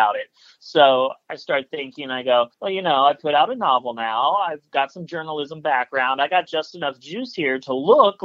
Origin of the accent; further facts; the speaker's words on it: Columbus, Ohio, United States; also born or lived in Indianapolis, Indiana; I was born in Indianapolis, Indiana, but I've lived in Columbus, Ohio here since I was four. So I grew up here